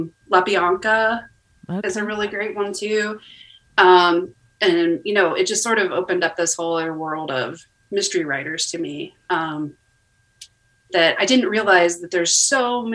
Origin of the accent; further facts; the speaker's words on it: Ohio, United States; moved away as an adult; also born or lived in Indiana / Texas; Yeah, I am from Ohio. I left Ohio to, I did my undergraduate in Indiana, and then I lived in Texas for a while when I was doing like my graduate work, and then I ended up coming back to Ohio.